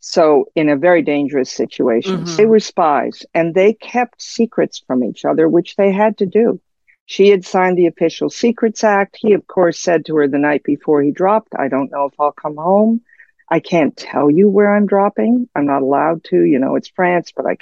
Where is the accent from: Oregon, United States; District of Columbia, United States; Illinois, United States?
District of Columbia, United States; Washington; me growing up in Cold War Washington